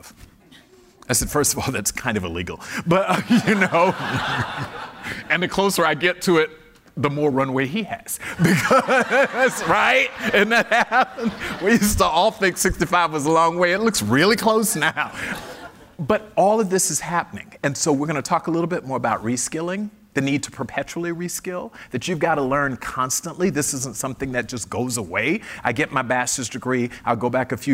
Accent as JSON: {"language": "English", "town": "Fort Lauderdale", "region": "Florida", "country": "United States", "tie": "born or raised there", "said": "I was raised in Fort Lauderdale"}